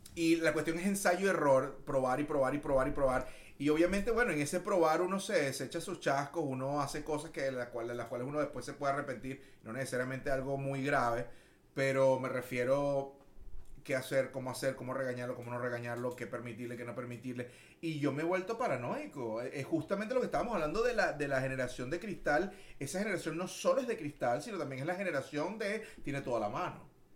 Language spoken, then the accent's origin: Spanish; Caracas, Capital District, Venezuela; moved away as an adult; also born or lived in Puerto La Cruz, Venezuela / Maracaibo, Venezuela / Miami, United States; now in Houston, United States; Yo soy eh, oriundo de la ciudad de Caracas, muy orgulloso de ser caraqueño